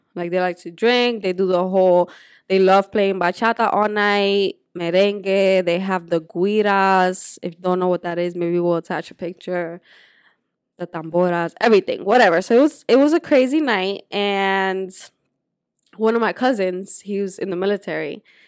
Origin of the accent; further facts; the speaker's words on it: Dominican Republic; moved away; also born or lived in Puerto Rico; I grew up in Dominican Republic, but I was born in Puerto Rico